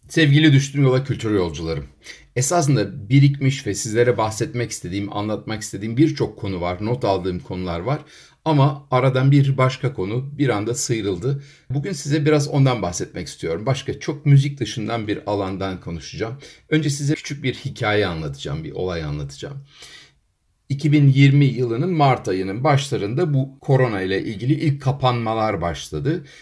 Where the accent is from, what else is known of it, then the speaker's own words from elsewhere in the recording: Ankara, Turkey; moved away; also born or lived in United Kingdom / United States; Ben Ankara'da Kızılırmak Caddesi'nde büyüdüm